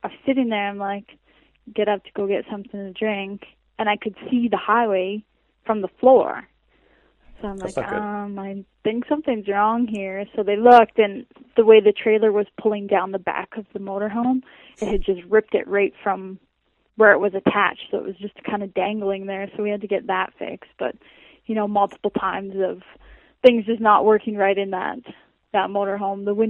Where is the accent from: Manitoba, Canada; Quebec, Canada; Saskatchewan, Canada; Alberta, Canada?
Saskatchewan, Canada; back home, you know, like really hard pack and Saskatchewan